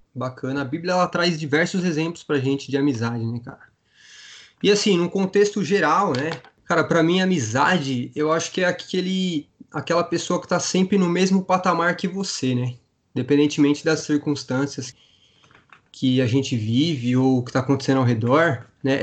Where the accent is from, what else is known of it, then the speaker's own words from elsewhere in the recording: Campo Limpo Paulista, São Paulo, Brazil; Eu sou aqui da cidade de Campolim Paulista